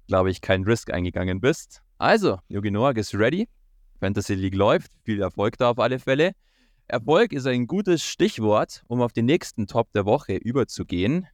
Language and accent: German; Germany; bei uns in Deutschland